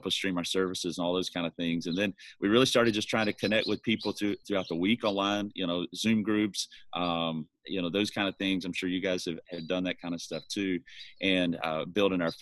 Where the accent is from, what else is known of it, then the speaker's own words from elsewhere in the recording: Alabama, United States; accent: Southern; moved away as an adult; also born or lived in North Carolina / New Bern, North Carolina; now in Irvine, United States; I'm from Alabama originally, grew up in rural Alabama